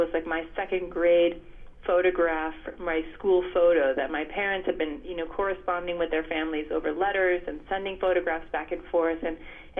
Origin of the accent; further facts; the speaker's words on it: United States; I was born and raised in the States here